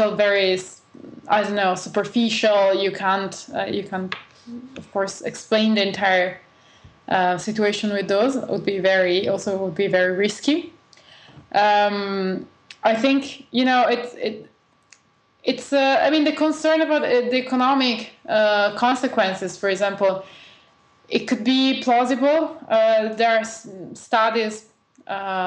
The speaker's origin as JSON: {"language": "English", "town": "Bologna", "region": "Emilia-Romagna", "country": "Italy", "tie": "born or raised there", "said": "I actually went to one in Bologna, my hometown"}